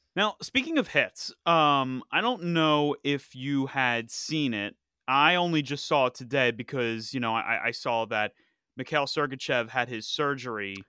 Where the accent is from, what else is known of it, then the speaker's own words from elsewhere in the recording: Philadelphia, Pennsylvania, United States; my hometown, Philadelphia